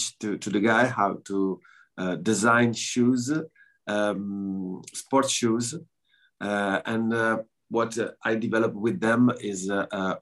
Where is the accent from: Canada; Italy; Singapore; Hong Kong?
Italy; northeast Italy; English is a second language; also born or lived in Montebelluna; I'm from northeast Italy